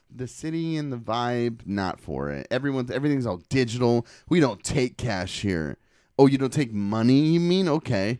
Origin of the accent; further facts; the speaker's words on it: Portland, Oregon, United States; I was from Portland